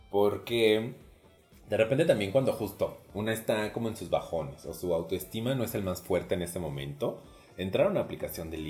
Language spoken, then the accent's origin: Spanish; Celaya, Guanajuato, Mexico; moved away as an adult; now in Querétaro, Mexico; Yo soy de provincia, soy original de Celaya, Guanajuato. Seguramente se los he dicho mil veces, pero ahí va de nuevo. Este, dejé la ciudad de Celaya, Guanajuato, como a los 20 años, 21 más o menos, y me fui a vivir a Querétaro.